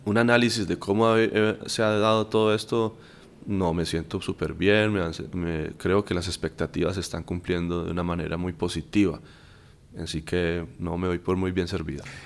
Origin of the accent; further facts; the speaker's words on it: Viterbo, Caldas, Colombia; moved away as an adult; also born or lived in Pereira, Colombia; now in Lima, Peru; Yo viví muchos años en la ciudad de Pereira, yo soy de Viterbo Caldas. Allá en Viterbo comencé mi vida como músico de la banda del colegio